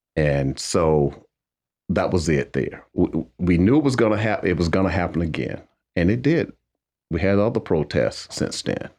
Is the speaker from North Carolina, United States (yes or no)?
yes; Wadesboro, North Carolina, United States; growing up in Waysboro